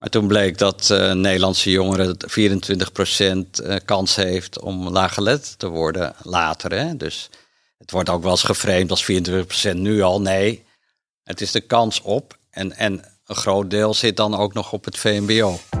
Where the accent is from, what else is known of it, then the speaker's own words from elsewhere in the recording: Amsterdam, North Holland, Netherlands; ik kom uit Amsterdam en nou, ben opgegroeid in een gezin